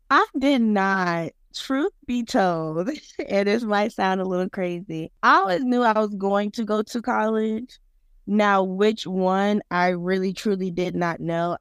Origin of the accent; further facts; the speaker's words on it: Pompano Beach, Florida, United States; moved away as an adult; now in Tallahassee, United States; I'm originally from Pompano Beach, Florida, which is located in Broward County, Florida